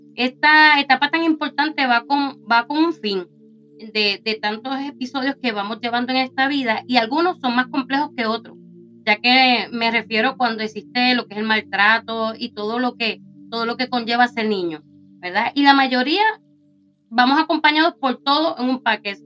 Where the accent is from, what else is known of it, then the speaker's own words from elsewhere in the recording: Puerto Rico; moved away; allá en mi isla querida de Puerto Rico